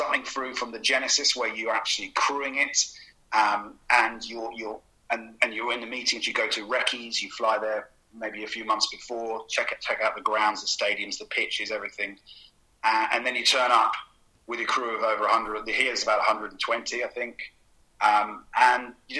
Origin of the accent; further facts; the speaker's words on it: Bromley, London, United Kingdom; also born or lived in Fulham, London / Wandsworth, London; ever since I was born, I'm from Kent, Bromley, Beckenham